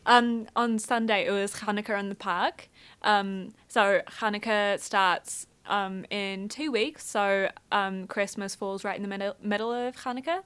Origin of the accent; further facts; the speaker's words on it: Scotland, United Kingdom; I'm also Scottish and I've just started learning Scottish Gaelic.